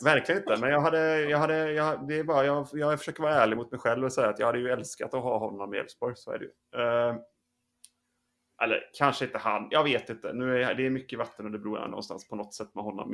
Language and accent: Swedish; western Sweden, Sweden; Jag är uppvuxen i Västsverige, längre inåt landet.